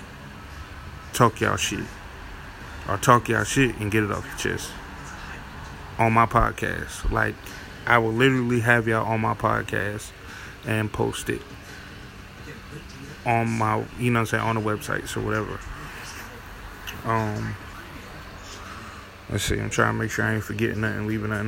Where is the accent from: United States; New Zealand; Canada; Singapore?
United States; South Carolina; also born or lived in New Haven, Connecticut / Maryland; I was born in, you know what I'm saying, New Haven, Connecticut, for those who don't know. You know what I'm saying? I grew up in South Carolina.